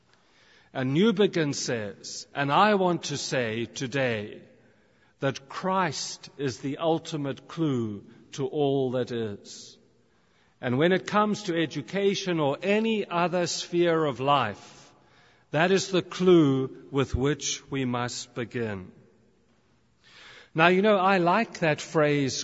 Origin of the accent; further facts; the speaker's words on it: South Africa; also born or lived in United Kingdom; now in Canada; I grew up in South Africa, I'm now a British citizen, and now I'm living in Canada.